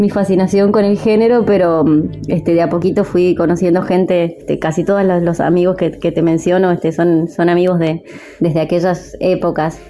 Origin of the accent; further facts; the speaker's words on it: Mendoza, Argentina; moved away as an adult; now in Buenos Aires, Argentina; mi tierra natal, de Mendoza